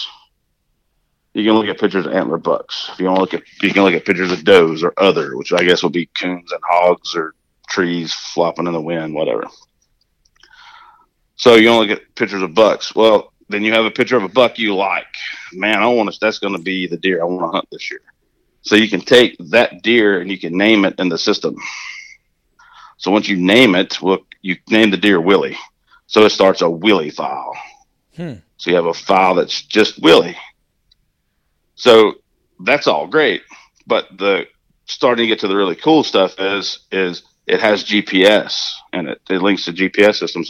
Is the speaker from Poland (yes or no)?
no; Pitkin, Louisiana, United States; I'm from Pitkin. We had to drive 30 minutes to get to the grocery store growing up